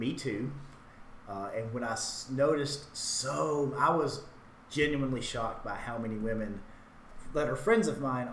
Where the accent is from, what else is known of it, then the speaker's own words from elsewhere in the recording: Hackleburg, Alabama, United States; I grew up in Hackleburg, a very small, like a town in northwest Alabama with a population of about 1,000 people.